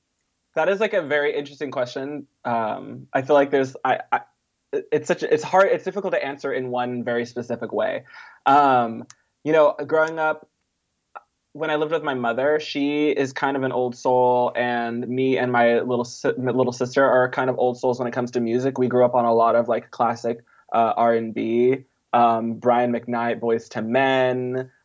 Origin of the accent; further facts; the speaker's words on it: Mississippi, United States; born there; also born or lived in Southeast Texas / Southern California / Bay Area; No, I was born in Mississippi, actually.